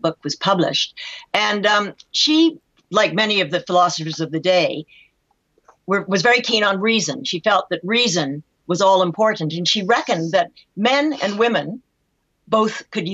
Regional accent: Canada; I'm Canadian

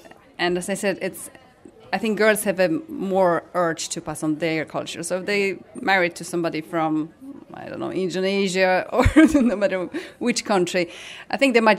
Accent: Poland; moved away as an adult; now in Ireland; the time spent in Ireland is nearly like more important than I was growing up in Poland. You know, all my professional life happened here and I settled here and have my family.

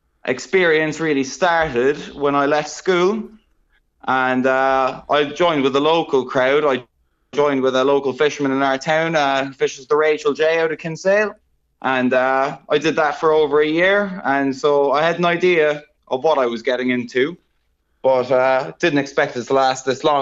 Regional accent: New Zealand; obviously there was complications with being Kiwi residents, being in Australia, and what was going to happen with if everything shut down.

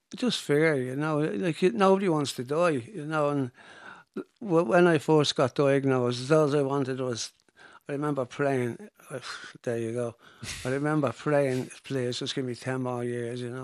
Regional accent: Dublin, Leinster, Ireland; growing up in Finglas, when I started, Finglas was a village

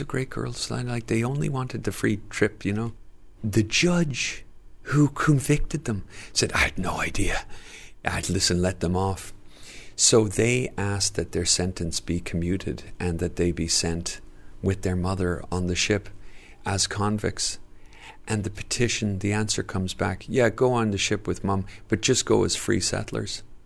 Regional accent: Dublin, Leinster, Ireland; growing up in Dublin in the seventies and eighties

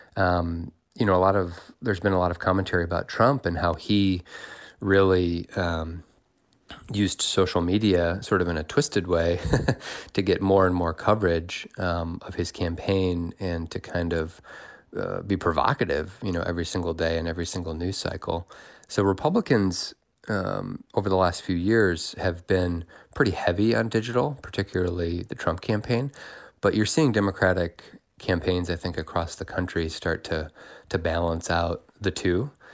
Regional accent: Indiana, United States; I was from Indiana

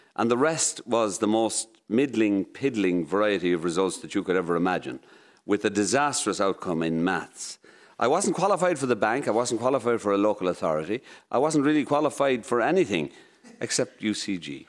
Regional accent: Moate, Westmeath, Ireland; Maud was quite an experience to grow up in.

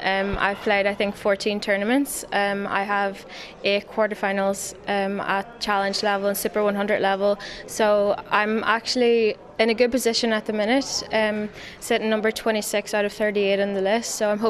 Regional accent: Donegal, Ulster, Ireland; now in Dublin, Ireland; I'm from Donegal, so I've obviously had to make a move to Dublin

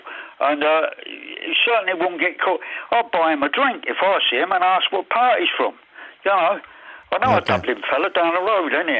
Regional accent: Maidstone, South East England, United Kingdom; I'm an Arsenal supporter from Maidstone

